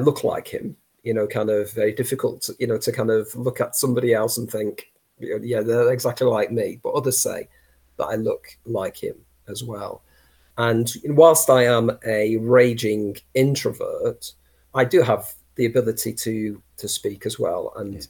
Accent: Saddleworth, Yorkshire and the Humber, United Kingdom; also born or lived in Lancashire; I come from Saddleworth

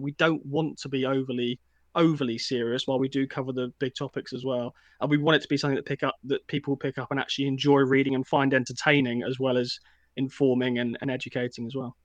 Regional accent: Eastbourne, South East England, United Kingdom; I grew up in Eastbourne

